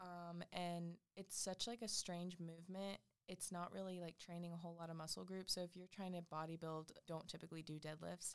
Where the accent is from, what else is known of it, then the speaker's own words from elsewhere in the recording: Wilmington, United States; my hometown right outside of Wilmington.